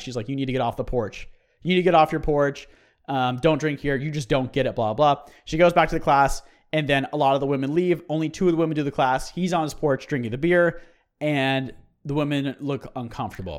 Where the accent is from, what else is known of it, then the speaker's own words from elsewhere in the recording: United States; as an American